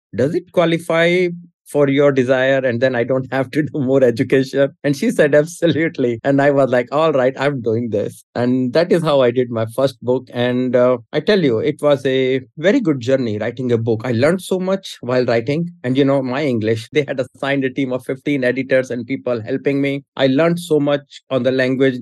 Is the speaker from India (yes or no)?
yes; India; now in United States; I was born in India. I moved to US in 94.